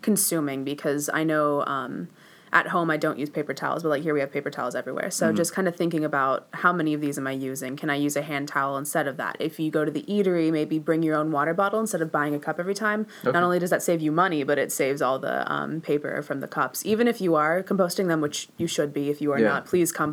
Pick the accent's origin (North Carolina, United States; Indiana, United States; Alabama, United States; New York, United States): Indiana, United States; Terre Haute; I'm originally from Terre Haute, Indiana